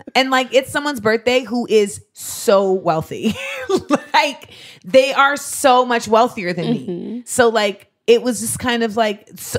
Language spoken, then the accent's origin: English; Grenada; moved away; I'm from Grenada.